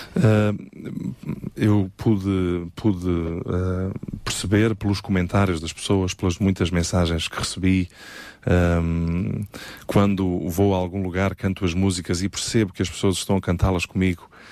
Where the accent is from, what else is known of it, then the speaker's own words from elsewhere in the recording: Évora, Alentejo, Portugal; also born or lived in Montemor-o-Novo; nasci no Alentejo, na belíssima cidade de Évora, um, e vivi ali na zona de Monte Moro Novo durante uh, alguns anos